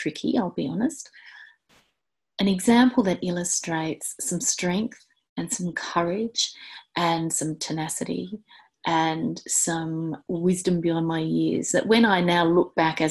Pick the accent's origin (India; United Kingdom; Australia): Australia; Hobart, Tasmania; next stop after my hometown of Hobart is Antarctica